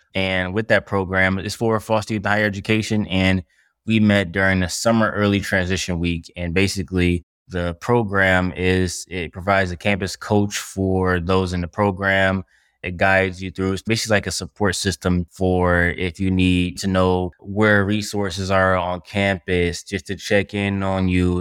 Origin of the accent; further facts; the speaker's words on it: Detroit, Michigan, United States; I'm from Detroit, Michigan